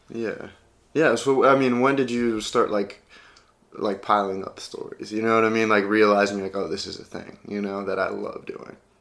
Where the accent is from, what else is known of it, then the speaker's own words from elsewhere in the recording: Midwest, United States; I'm from the Midwest, and we still use howdy out there